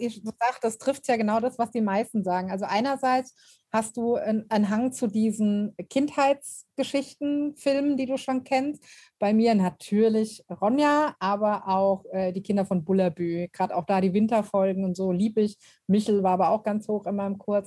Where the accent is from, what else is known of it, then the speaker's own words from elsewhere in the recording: near Frankfurt, Hesse, Germany; ich komme ja aus Hessen und Frankfurt ist nicht weit